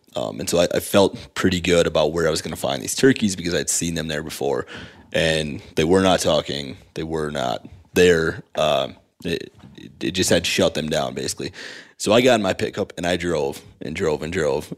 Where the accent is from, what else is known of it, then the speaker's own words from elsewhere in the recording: South Dakota, United States; I come from South Dakota where there's a lot of fractured habitat